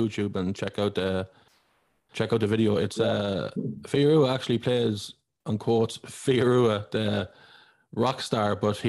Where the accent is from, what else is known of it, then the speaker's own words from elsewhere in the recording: Ireland; I'm Irish. I live here all my life.